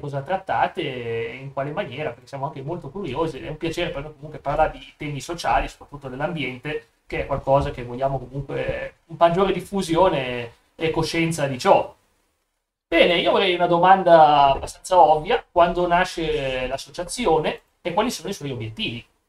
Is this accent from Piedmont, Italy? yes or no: yes; Vercelli, Piedmont, Italy; Torino, dalla mia parte, sono di Vercelli, un po' più su